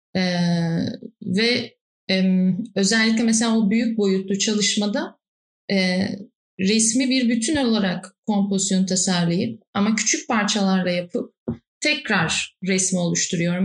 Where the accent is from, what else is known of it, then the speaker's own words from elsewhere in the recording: Istanbul, Turkey; çocukluğumdan bugüne yaşadığım iki yer var Kadıköy'de. Göztepe ile Bostancı arasında